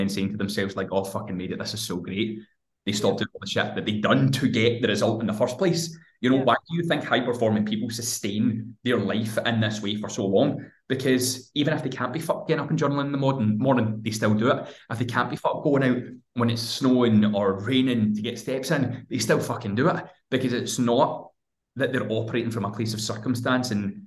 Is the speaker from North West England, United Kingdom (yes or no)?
no; Hamilton, Scotland, United Kingdom; I'm 29 years old, I'm from fucking Hamilton in Scotland